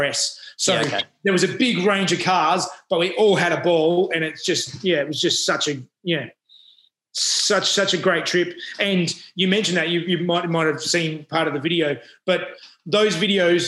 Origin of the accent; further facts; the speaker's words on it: Adelaide, South Australia, Australia; now in Sydney, Australia; I grew up in Adelaide and I've, you know, been in Sydney Sydney area for the last 20-odd years.